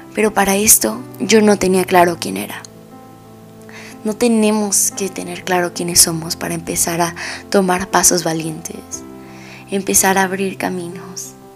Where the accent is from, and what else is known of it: Mexico